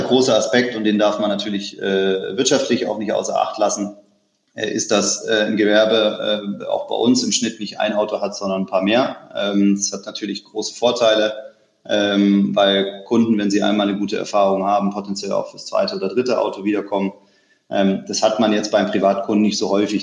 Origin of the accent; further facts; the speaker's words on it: Stuttgart, Baden-Württemberg, Germany; ich bin geborener Stuttgarter, ähm, bin also irgendwo äh, zwischen, zwischen Porsche und Mercedes äh, aufgewachsen